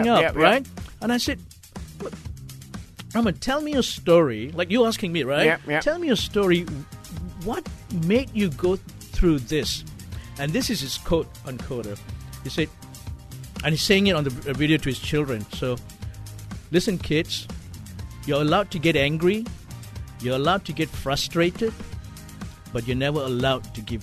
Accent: Malaysia; moved away as an adult; also born or lived in Australia; as a Malaysian

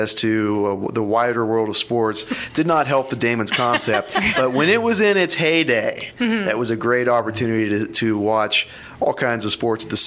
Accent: Eastern Ohio, United States; now in Columbus, United States; I grew up in Eastern Ohio

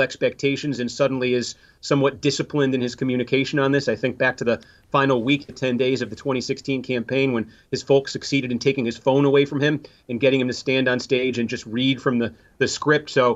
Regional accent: Massachusetts, United States; moved away; My home state, I said, take it from me. I'm from Massachusetts.

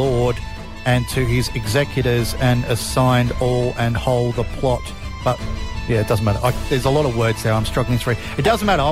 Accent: Australia; I'm Australian

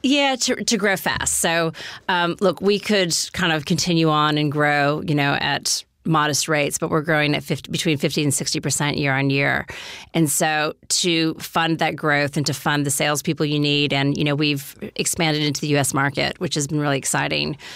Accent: United States; moved away as an adult; also born or lived in New York; now in Australia; being American

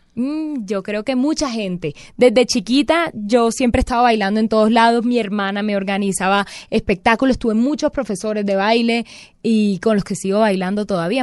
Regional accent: Barranquilla, Atlántico, Colombia; also born or lived in Bogotá; nosotros crecimos amando el carnaval

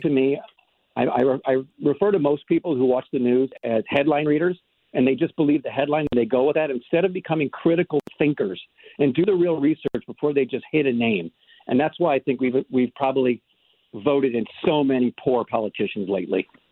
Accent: St. Louis County, Missouri, United States; I'm a county guy

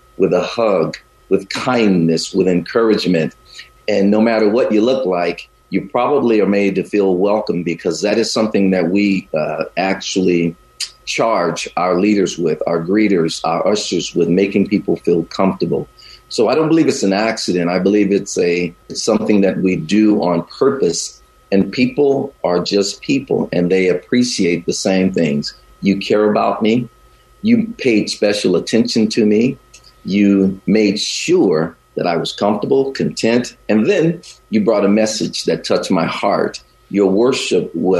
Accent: the South, United States; also born or lived in Chicago, United States; now in Bay Area, United States; I grew up in the South

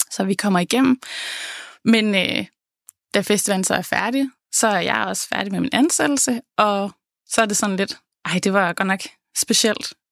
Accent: Jutland, Denmark; jeg tager så hjem til Jylland, hvor jeg kommer fra

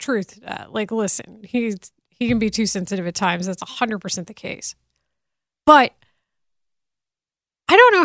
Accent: Denton, Texas, United States; I'm from Denton. It's pretty close. It's 3 hours.

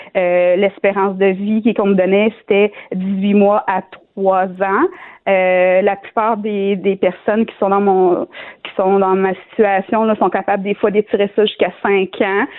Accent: Shawinigan, Quebec, Canada

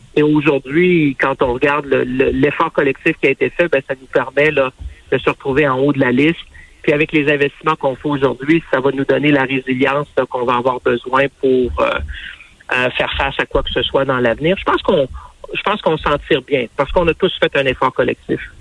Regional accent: Canada; chez nous au Canada

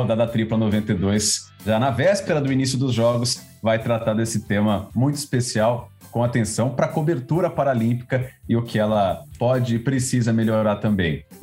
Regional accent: São Paulo, Brazil; Eu que sou de São Paulo, a Bruna também

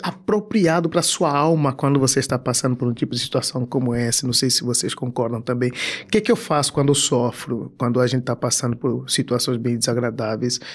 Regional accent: Angola; now in Brazil; sou um cara, sou africano, de Angola e eu sou um cara que aos 16, 17 anos estava orando à madrugada

